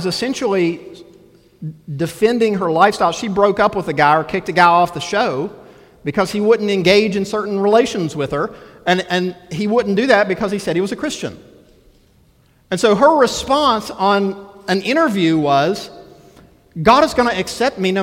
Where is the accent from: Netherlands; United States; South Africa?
United States; we're Americans